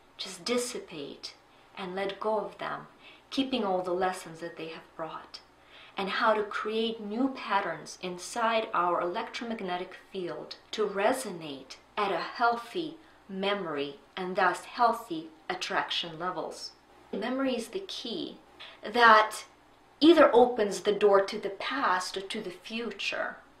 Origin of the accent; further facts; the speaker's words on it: Ukraine; moved away; Growing up in Ukraine in the 80s